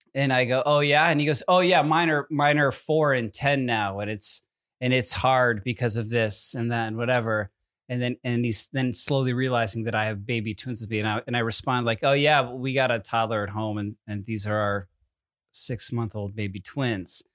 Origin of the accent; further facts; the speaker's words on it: Connecticut, United States; I'm from Connecticut, where Sandy Hook is